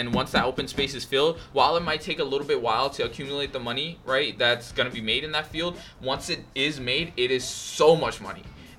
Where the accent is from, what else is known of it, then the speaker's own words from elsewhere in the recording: New York, United States; also born or lived in India; now in Houston, United States; I was born in India. I was raised in New York, and then I moved to Houston. I go to University of Houston. I'm currently a sophomore